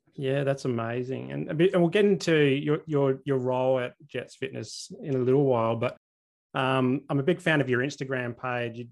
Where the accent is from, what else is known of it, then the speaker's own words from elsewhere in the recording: Adelaide, South Australia, Australia; moved away; also born or lived in Brisbane; I grew up in Adelaide, so it's kind of like a big country town